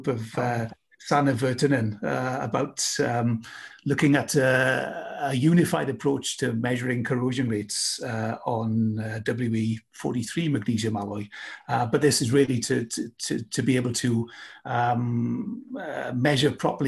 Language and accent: English; United Kingdom; moved away; my home country, UK